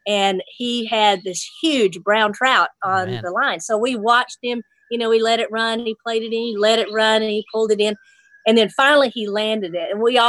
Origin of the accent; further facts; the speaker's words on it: Nashville, Tennessee, United States; And I said, yeah, I'm from Nashville.